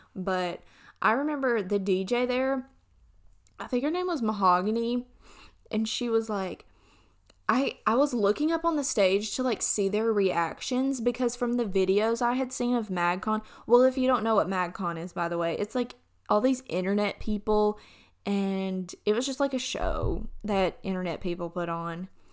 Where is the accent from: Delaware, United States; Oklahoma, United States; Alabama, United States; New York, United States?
Alabama, United States; I'm from Alabama.